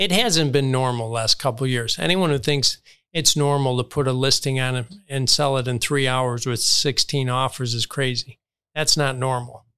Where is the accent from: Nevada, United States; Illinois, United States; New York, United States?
Illinois, United States; Chicago; now in Palm Beach County, United States; I grew up in Chicago, saw Michael play forty times.